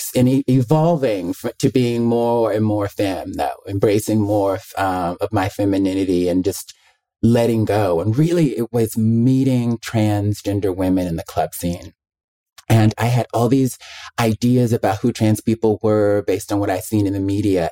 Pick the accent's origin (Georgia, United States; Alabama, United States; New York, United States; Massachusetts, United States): Alabama, United States; Mobile; also born or lived in Birmingham, Alabama; I'm from Mobile, Alabama, the deep South